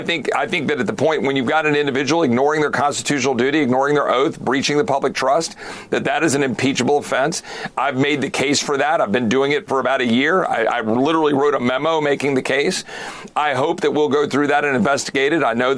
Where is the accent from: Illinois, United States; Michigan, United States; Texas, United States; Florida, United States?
Texas, United States; as a Texan